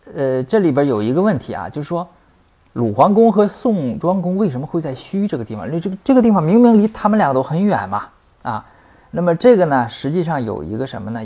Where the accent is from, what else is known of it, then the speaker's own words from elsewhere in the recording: Northeast China, China; accent: Northeastern Mandarin; 我们东北话里边没有入声字